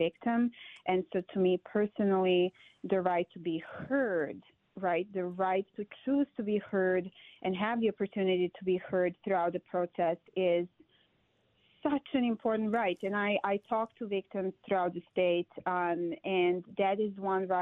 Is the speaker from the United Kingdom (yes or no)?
no; Serbia; moved away as an adult; also born or lived in Middle East; now in Wisconsin, United States; I'm originally from Serbia, but I lived in the Middle East for a very long time